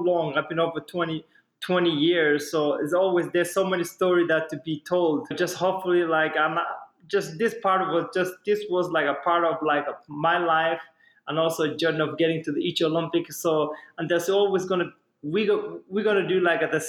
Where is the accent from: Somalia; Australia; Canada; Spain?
Somalia; now in United States; I'm from Somalia